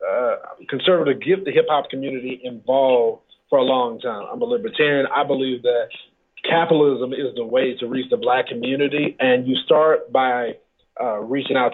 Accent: Dallas, Texas, United States; I am originally from Dallas, Texas

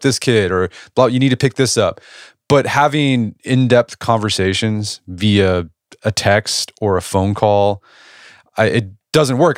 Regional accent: Edmond, Oklahoma, United States; my hometown of Edmond, Oklahoma.

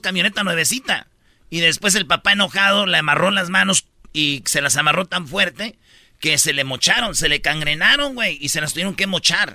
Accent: Michoacán, Mexico; yo soy de Michoacán

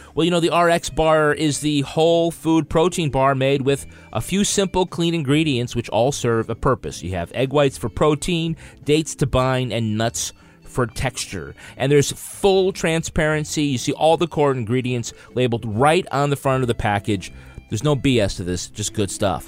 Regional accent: United States; I'm American. I'm of, I, my, you know, family comes from Ireland

